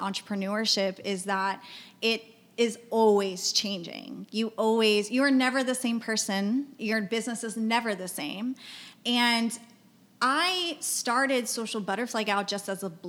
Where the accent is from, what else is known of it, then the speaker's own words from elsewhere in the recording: Mission, Texas, United States; moved away as an adult; also born or lived in San Marcos, Texas / Austin, Texas; now in San Antonio, United States; We grew up together in the Valley. Yeah. So I'm from Mission, Texas, again in the Valley